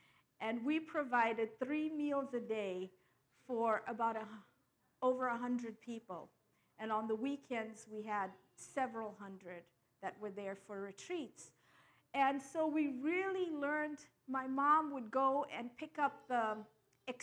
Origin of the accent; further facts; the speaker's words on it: Durban, KwaZulu-Natal, South Africa; I'm from the very east coast, Durban, in the province of KwaZulu-Natal